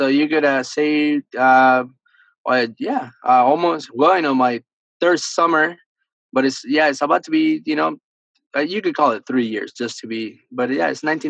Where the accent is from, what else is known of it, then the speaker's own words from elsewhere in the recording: Miami, Florida, United States; English is a second language; also born or lived in Argentina; I feel like I'm 18, man. It's been great. I was born in Argentina. I was raised in Miami, Florida.